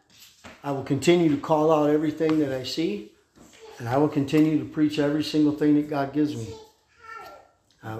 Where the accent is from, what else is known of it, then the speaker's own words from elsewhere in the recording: United States; as an American